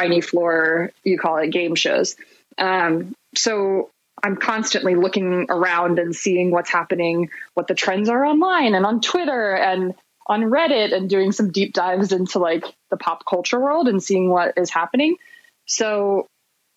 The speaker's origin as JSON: {"language": "English", "town": "Boyertown", "region": "Pennsylvania", "country": "United States", "tie": "born or raised there", "also_born_or_lived": "Philadelphia, Pennsylvania", "moved": "as an adult", "lives_now": "Los Angeles, United States", "said": "I grew up in Boyertown, Pennsylvania"}